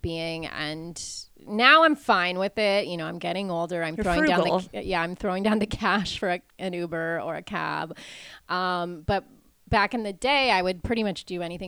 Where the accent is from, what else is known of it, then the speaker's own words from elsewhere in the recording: Portugal; I was born in Portugal, which is a coastal country